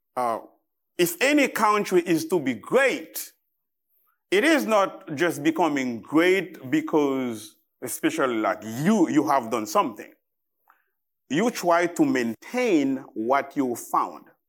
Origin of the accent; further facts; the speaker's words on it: Haiti; English is a second language; I am from Haiti. I am Haitian.